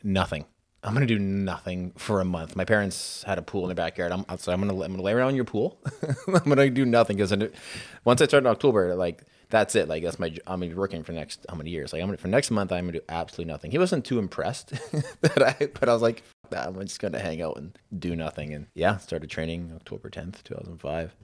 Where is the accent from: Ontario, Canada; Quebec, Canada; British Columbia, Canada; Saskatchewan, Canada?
Saskatchewan, Canada; Saskatoon; moved away; also born or lived in Lethbridge; I was from Saskatoon, so, I mean, I was a short drive back home